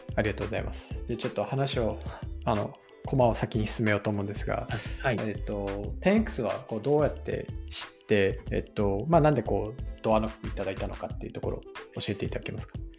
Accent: Hirosaki, Aomori, Japan; moved away; 僕が弘前出身なんで

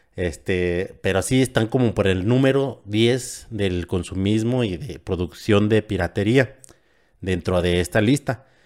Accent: San Francisco del Rincón, Guanajuato, Mexico; De Guanajuato, de un municipio de San Francisco del Rincón

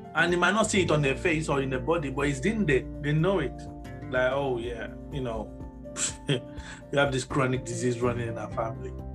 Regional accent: Nigeria; moved away; I was born in Nigeria

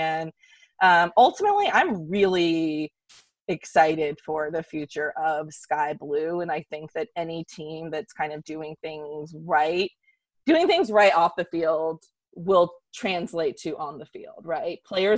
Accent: United States; I like all bulldozing. I'm very American in that way.

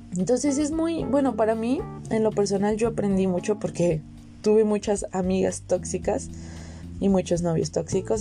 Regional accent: Veracruz, Mexico; vengo de Veracruz y allí es una zona caliente

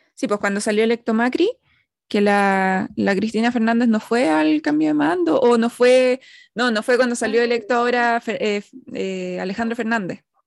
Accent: Santiago, Santiago Metropolitan Region, Chile; nosotras que somos todas de Santiago

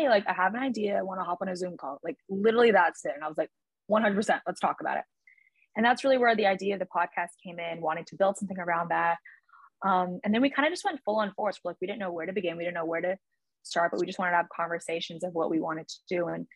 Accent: Hong Kong; moved away as an adult; also born or lived in Shanghai, China; now in Paris, France; I was born and brought up in Hong Kong

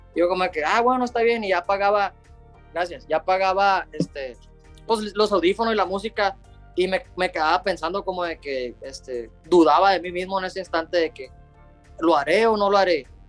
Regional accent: Los Mochis, Sinaloa, Mexico; donde soy yo, y de México, pues, de acá de Los Mochis, Sinaloa

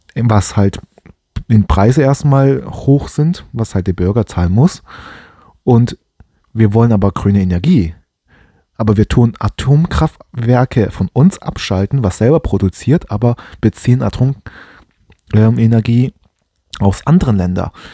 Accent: Germany; Ich bin hier in Deutschland groß geworden

